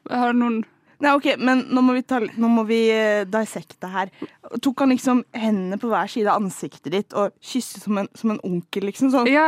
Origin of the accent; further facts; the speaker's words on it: Bergen, Vestland, Norway; jeg er fra Bergen